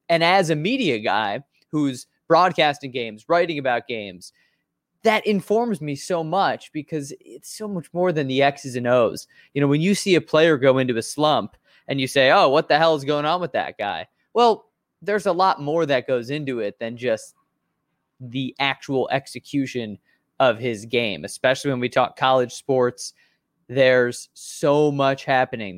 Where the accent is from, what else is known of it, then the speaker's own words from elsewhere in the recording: Chicago, Illinois, United States; I'm a Chicagoan. I've, I've been here my whole life in Chicago, born and raised in the north suburbs